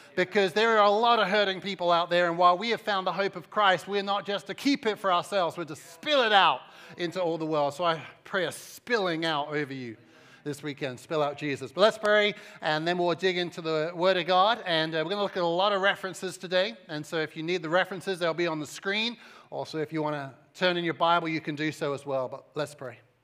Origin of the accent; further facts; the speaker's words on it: Cambridge, East of England, United Kingdom; moved away as an adult; also born or lived in Suffolk; now in United States; I'm English, and so I was raised about an hour up the M eleven, uh, in the city or the outside of the city of Cambridge, and, uh, lived there until I was around twenty-one years old